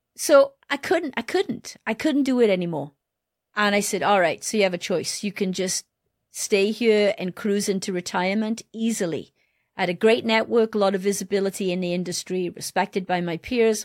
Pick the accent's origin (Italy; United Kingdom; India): United Kingdom; Wales; moved away; also born or lived in Detroit; I wanted to give back to my home country. I wanted to find a way to give back to Wales.